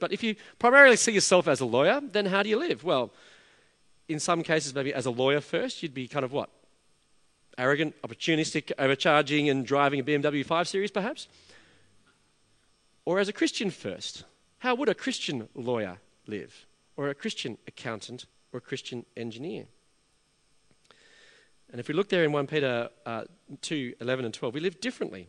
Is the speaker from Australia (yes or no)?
yes; Australia; also born or lived in England; I was an Australian living in England. My difference was rooted in my identity as being Australian